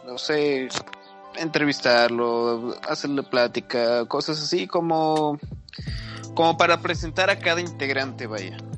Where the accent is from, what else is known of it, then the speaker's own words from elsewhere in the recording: Nuevo León, Mexico; Yo soy, yo soy de, de Nuevo León, de, pues no soy de Monterrey, pero estoy al ladito a una hora y media.